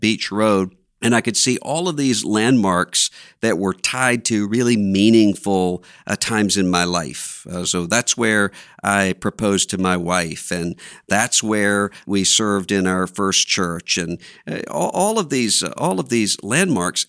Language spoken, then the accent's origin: English; Biloxi, Mississippi, United States; moved away; I went back to my hometown for the first time since the hurricane had come ashore in Biloxi, Mississippi